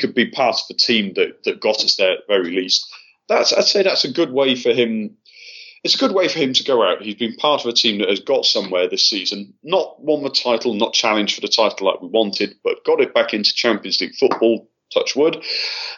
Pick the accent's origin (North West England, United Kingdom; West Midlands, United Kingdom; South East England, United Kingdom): North West England, United Kingdom; Altrincham; moved away as an adult; now in Russia; My parents live in Altrincham, and that's where I grew up.